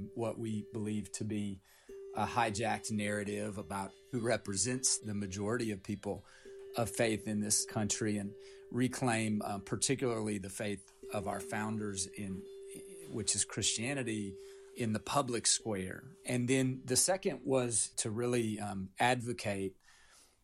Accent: Appalachia, United States; I grew up in Appalachia. I come from 9 generations in Appalachia

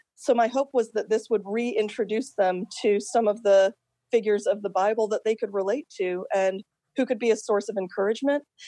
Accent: Akron, Ohio, United States; also born or lived in England; I grew up in this community where diversity of faith was valued, diversity of culture was valued, and I lived in Akron, Ohio

